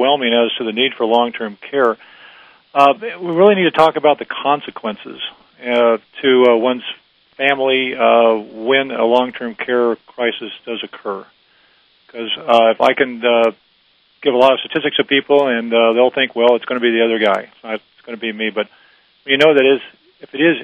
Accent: Los Angeles, California, United States; I was born and raised in Los Angeles

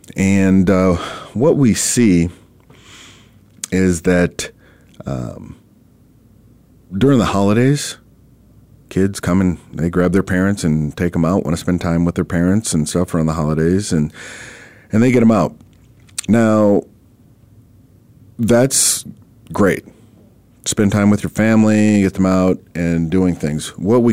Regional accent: Minnesota, United States; now in Arizona, United States; I'm originally from Minnesota

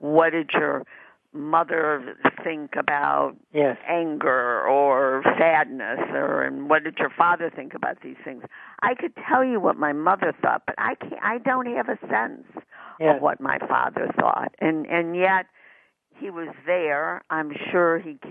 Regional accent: Chicago, Illinois, United States; moved away as an adult; now in Los Angeles, United States; I grew up in Chicago, and I moved from Chicago to Los Angeles

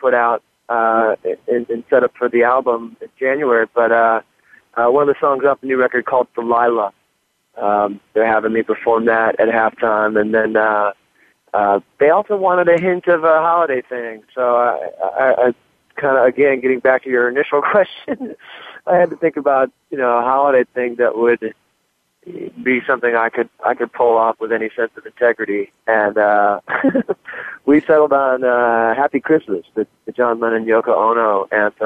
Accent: Detroit, Michigan, United States; I'm growing up in Detroit, you know, being a Lions fan

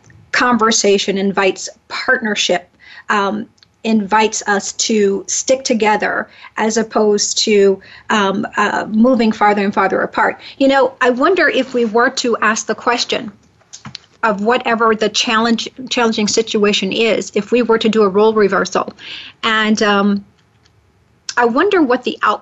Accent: the South, United States; I'm from the South

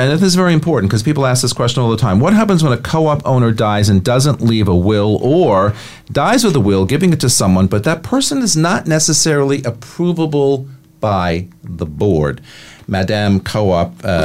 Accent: New York City, New York, United States; I'm a New Yorker

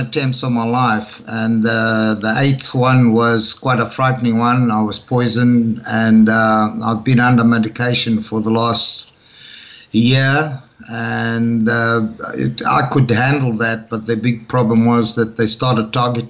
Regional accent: Madeira, Portugal; born there; also born or lived in Zimbabwe; And because I was born in Madeira, I'm a Portuguese citizen, so I came to Portugal

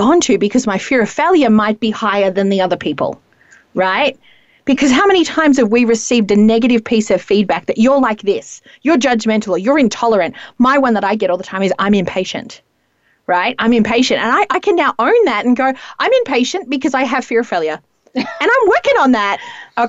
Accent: Australia; mayonnaise is probably more common to me as an Australian.

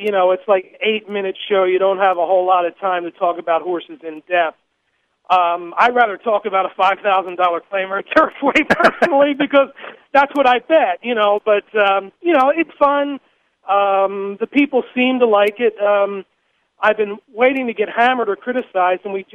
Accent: New Jersey, United States; moved away as an adult; now in Lexington, United States; I grew up in New Jersey

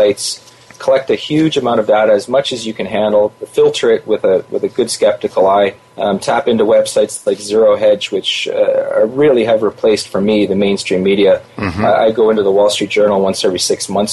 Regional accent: Canada; I'm a Canadian

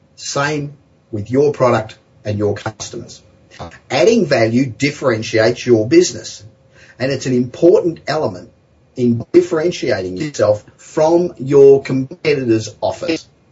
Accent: Los Angeles, California, United States; I'm back in my hometown of Los Angeles

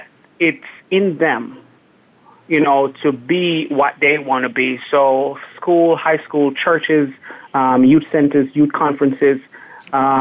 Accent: Jamaica; moved away; growing up in Jamaica.

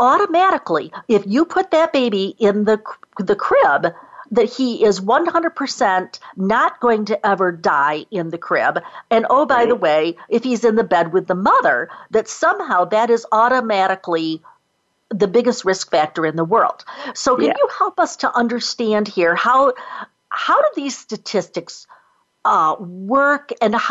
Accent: United States; we Americans

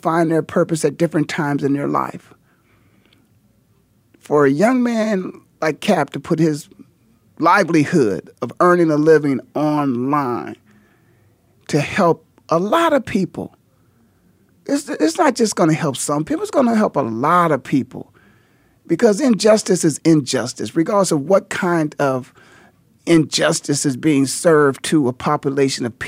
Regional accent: Canton, Ohio, United States; born or raised there

